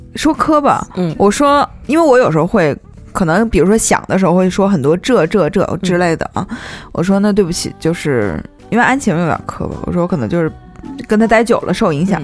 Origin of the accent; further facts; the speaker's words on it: Northeast China, China; 因为我是个东北人嘛